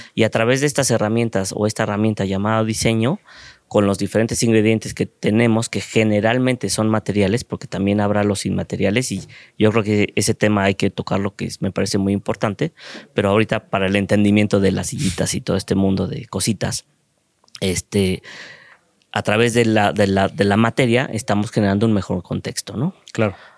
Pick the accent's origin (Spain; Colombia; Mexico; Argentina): Mexico; como mexicano en un mundo globalizado